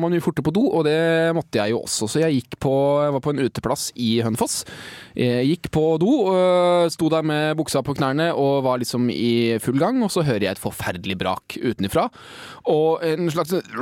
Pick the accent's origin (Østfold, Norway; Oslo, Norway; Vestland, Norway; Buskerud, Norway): Buskerud, Norway; Hønefoss; moved away; Jeg var hjemme i Hønefoss